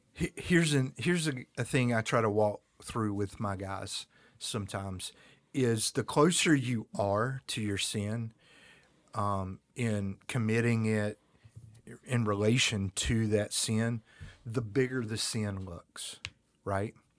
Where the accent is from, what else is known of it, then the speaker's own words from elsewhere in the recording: North Carolina, United States; also born or lived in Germany; I'm from the South, North Carolina. We like to fish and we like to hunt